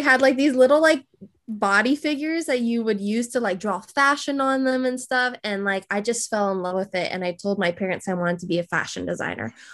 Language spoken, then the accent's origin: English; California, United States; moved away; I'm originally from California.